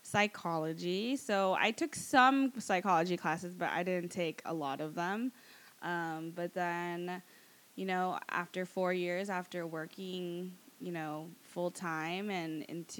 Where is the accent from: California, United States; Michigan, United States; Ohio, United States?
California, United States; the San Fernando Valley, Southern; I'm 26. I was born and raised in the Valley in California, Southern California